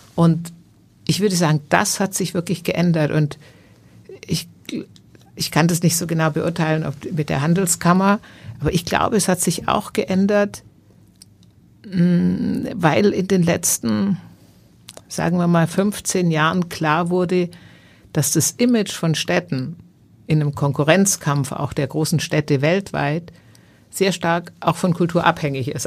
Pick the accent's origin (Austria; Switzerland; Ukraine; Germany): Germany; Stuttgart, Baden-Württemberg; now in Hamburg, Germany; in diesem Vorort von Stuttgart, wo ich groß geworden bin